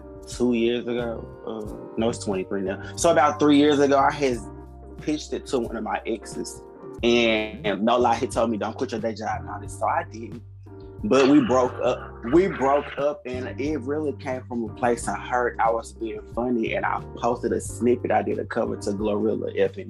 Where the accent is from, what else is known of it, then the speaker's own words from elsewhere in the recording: Nashville, Tennessee, United States; I'm from Nashville, Tennessee